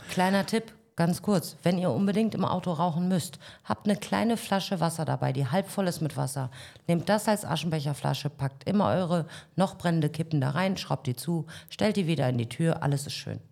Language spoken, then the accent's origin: German; North Rhine-Westphalia, Germany; also born or lived in Berlin; now in Paphos, Cyprus; Ich bin in Nordrhein-Westfalen geboren